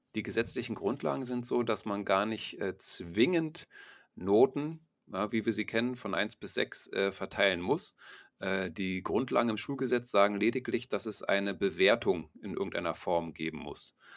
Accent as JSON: {"language": "German", "country": "Germany", "said": "bei uns in Deutschland"}